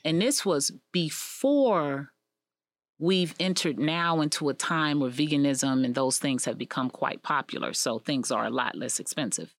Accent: United States; also born or lived in Israel; as an American

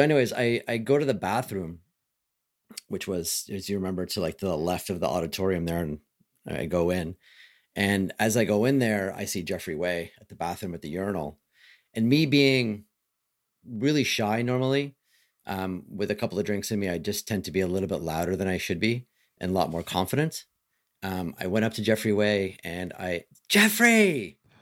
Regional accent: Canada; I'm Canadian

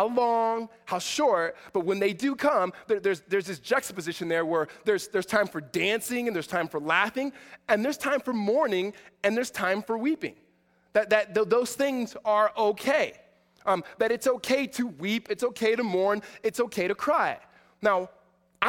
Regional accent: Southern California, United States; I'm from SoCal

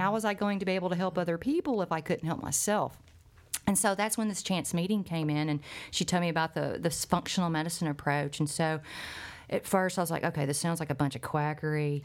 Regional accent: Arkansas Delta, United States; growing up in the Arkansas Delta, which has a very high cancer rate

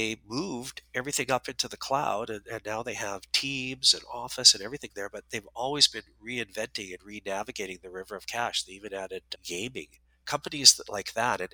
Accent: Calgary, Alberta, Canada; I grew up in Calgary

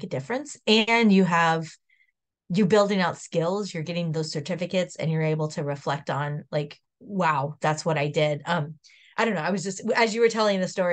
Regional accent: Southern California, United States; I grew up in Southern California, so I've had to evacuate a couple times

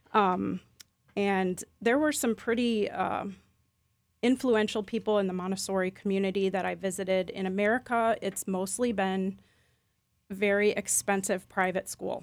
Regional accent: Chicago Milwaukee area, Midwest, United States; moved away as an adult; now in Lakeland, United States; where I grew up in the Chicago Milwaukee area

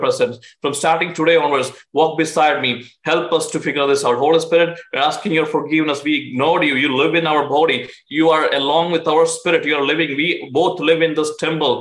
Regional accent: India; now in United States; I'm an Indian citizen

